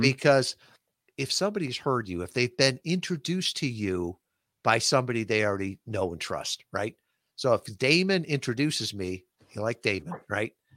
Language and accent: English; Midwest, United States; moved away as an adult; a Midwestern kid, never been more than a hundred miles from my hometown